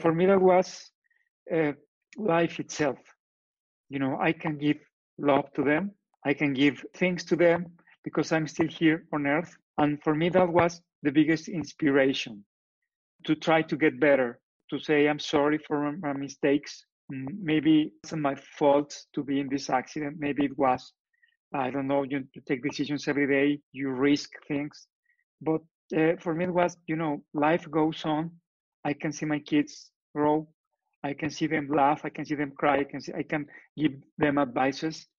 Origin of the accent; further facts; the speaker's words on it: Torreón, Coahuila, Mexico; English is a second language; moved away as an adult; now in Guadalajara, Mexico; I am from Torreon, but I live in Guadalajara.